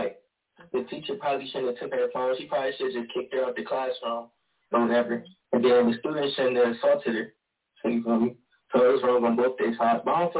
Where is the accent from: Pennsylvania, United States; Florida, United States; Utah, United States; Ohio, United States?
Ohio, United States; Cleveland; I'm from Cleveland.